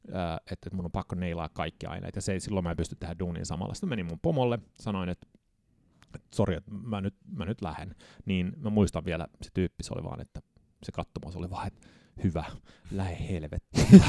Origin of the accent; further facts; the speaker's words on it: Södertälje, Stockholm County, Sweden; accent: Sweden Finnish; moved away as an adult; now in Finland; päädy sitten Södeteljeen ja siellä mä synnyin tota, 79. Ja suomalaisessa luokassa tietenkin olin